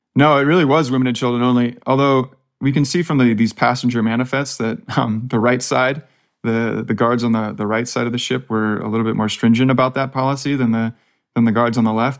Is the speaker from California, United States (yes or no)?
yes; Palo Alto, California, United States; I'm just from Palo Alto, so about as far from the ranch as, as you can get